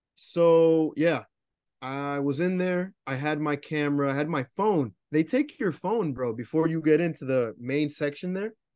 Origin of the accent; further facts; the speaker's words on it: New Jersey, United States; I'm from New Jersey, for all my listeners and shit, but, um, I don't live too far from Newark